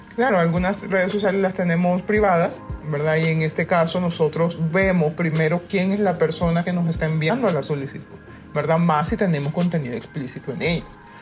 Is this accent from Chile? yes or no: no; Honduras; somos hondureñas todas, pero todas estamos en diferentes partes del mundo